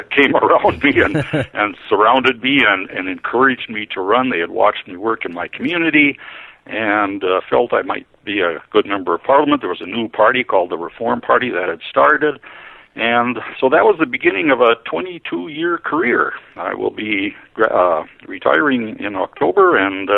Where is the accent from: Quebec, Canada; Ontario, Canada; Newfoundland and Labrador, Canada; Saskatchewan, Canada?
Saskatchewan, Canada; also born or lived in Cameroon / Solomon Islands / Ottawa; I was born in Saskatchewan, which is a central western province in Saskatchewan, in Canada. Raised on a farm